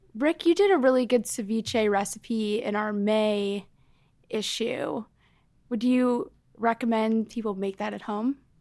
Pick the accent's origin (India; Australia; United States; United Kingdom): United States; Chicago, Illinois; now in New York City, United States; a larger apartment in my hometown of Chicago